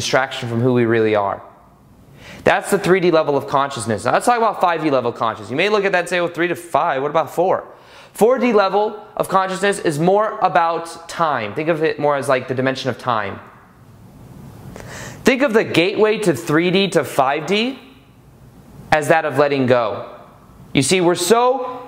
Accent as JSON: {"language": "English", "country": "United States", "said": "being American"}